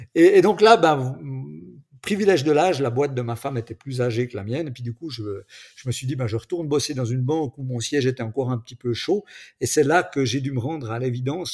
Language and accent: French; Switzerland; accent: Swiss; je suis en Suisse, mon petit accent peut-être me trahit, même si mon papa est français